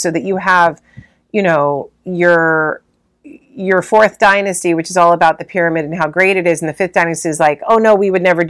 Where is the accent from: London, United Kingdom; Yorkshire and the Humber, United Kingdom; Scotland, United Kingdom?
London, United Kingdom; like a London 70s, you know, we grew up in London, we have nothing, we have no money